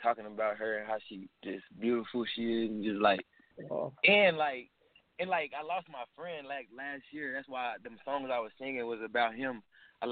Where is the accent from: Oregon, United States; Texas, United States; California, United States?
Texas, United States; Austin; I was born and raised in Texas, Austin, Texas